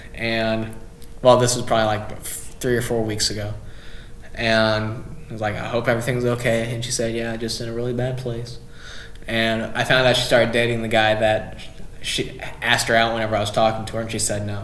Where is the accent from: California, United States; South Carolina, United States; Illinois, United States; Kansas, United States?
Illinois, United States; Carbondale; also born or lived in Murfreesboro; I'm from Carbondale.